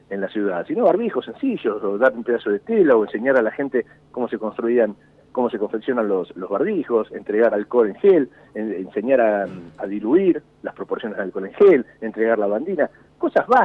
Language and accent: Spanish; La Plata, Buenos Aires Province, Argentina; Qué gusto hablar con vos, con una radio ahí de, mi ciudad natal.